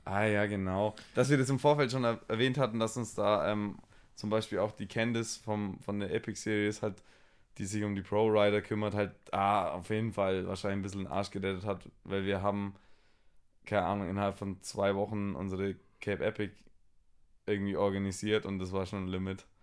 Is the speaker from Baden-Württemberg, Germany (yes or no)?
yes; Swabia, Baden-Württemberg, Germany; accent: Swabian; ich schwebel ja auch und, ja. und, und rede so meinen Dialekt